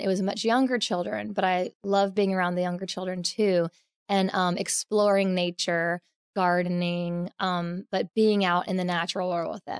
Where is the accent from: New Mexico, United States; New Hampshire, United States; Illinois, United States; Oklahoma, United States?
Oklahoma, United States; Edmond; I was born in Oklahoma. Um, it's actually on Route 66, um, Edmond, Oklahoma. It's north of um, Oklahoma City by about 10 minutes, actually. So, it's suburbia but um, I just grew up basically in the wilds of the creeks